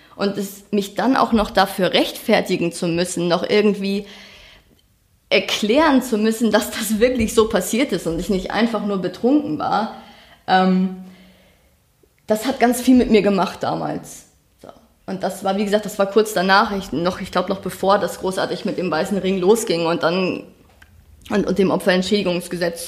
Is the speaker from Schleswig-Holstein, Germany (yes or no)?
yes; far north of Schleswig-Holstein, Germany; Ich bin auf dem Dorf aufgewachsen. Das war ähm, ganz weit oben in Schleswig-Holstein